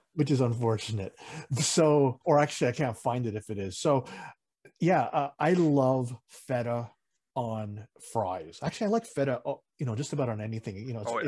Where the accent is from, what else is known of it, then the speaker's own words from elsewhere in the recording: Philippines; we're Filipino at heart mm-hmm. and, also in blood and nationality